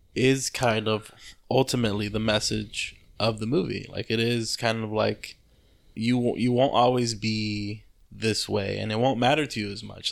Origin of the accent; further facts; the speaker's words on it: Compton, California, United States; I grew up in Compton